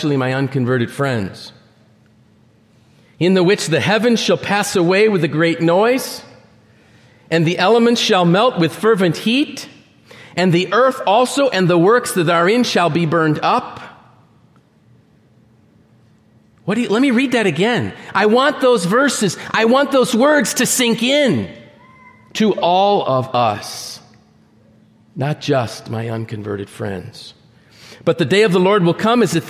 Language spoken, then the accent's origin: English; Northeast, United States; I'm from the Northeast